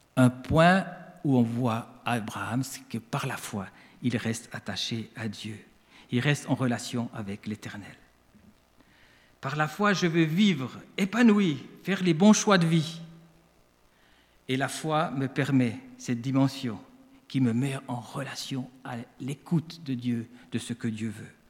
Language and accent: French; Switzerland; accent: Swiss; now in France; Je suis né en Suisse, donc je suis un immigré.